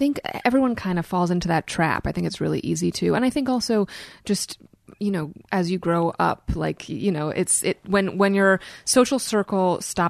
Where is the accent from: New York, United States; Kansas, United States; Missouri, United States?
New York, United States; New York City; I grew up in Brooklyn. Yeah. My parents are both visual artists.